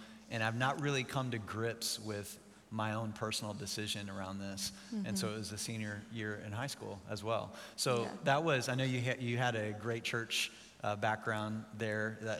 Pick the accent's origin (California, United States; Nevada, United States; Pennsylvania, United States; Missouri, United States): Missouri, United States; Joplin; So you moved to my hometown, actually.